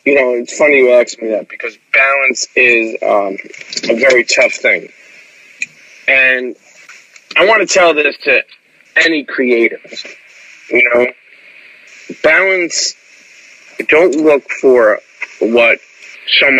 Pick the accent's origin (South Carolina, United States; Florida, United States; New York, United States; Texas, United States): New York, United States; New York City; moved away as an adult; now in South Jersey, United States; growing up in New York City